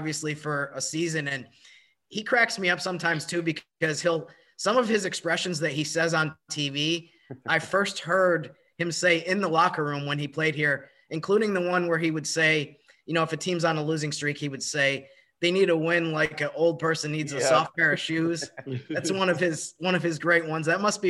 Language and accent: English; Geneva, New York, United States; born or raised there